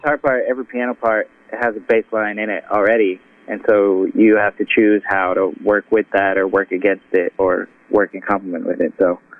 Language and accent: English; Providence, Rhode Island, United States; growing up around Providence.